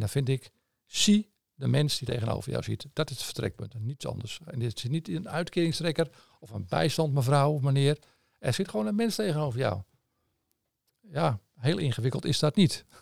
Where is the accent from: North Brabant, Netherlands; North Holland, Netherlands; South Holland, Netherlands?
North Holland, Netherlands; Amsterdam; accent: Amsterdam; moved away; je hoort een beetje aan mijn accent, denk ik, dat het in Amsterdam eh, in zit